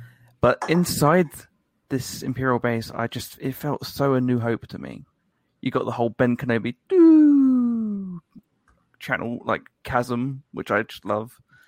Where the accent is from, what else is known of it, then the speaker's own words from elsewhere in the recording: United Kingdom; Well, I'm British, so we grew up with Doctor Who